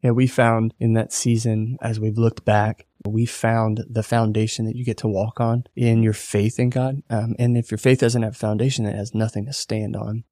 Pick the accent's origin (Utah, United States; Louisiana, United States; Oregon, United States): Louisiana, United States; Rayne; moved away as an adult; also born or lived in Dallas, Texas; I'm originally from South Louisiana.